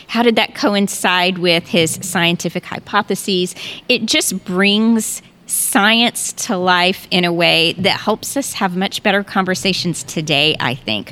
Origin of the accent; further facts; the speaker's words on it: North Carolina, United States; moved away as an adult; also born or lived in Texas; now in Houston, United States; we are originally from North Carolina, but we moved to Texas twenty years ago, and we loved it so much that we decided to stay.